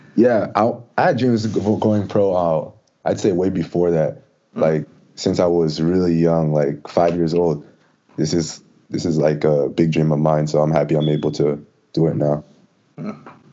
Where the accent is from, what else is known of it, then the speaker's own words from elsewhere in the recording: Jackson, New Jersey, United States; moved away as an adult; also born or lived in Wake Forest; now in Orlando, United States; I'm from originally from Jackson, New Jersey